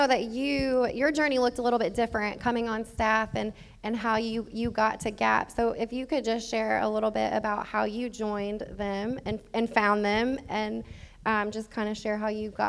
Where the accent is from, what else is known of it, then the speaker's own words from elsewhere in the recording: Louisville, Kentucky, United States; I'm from Louisville. I'm from the city.